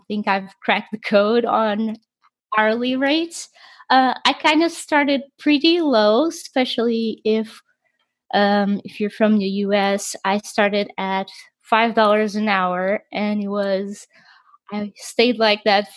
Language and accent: English; Portugal; me being from Portugal